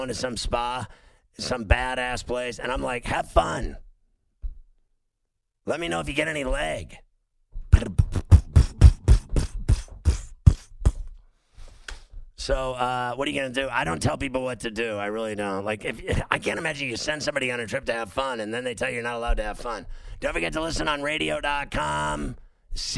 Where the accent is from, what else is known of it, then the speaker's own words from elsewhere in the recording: Huntington Beach, California, United States; I'm from Huntington Beach in some capacity or another